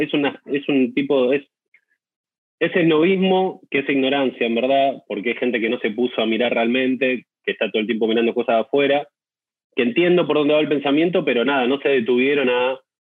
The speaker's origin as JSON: {"language": "Spanish", "town": "Mar del Plata", "region": "Buenos Aires Province", "country": "Argentina", "tie": "born or raised there"}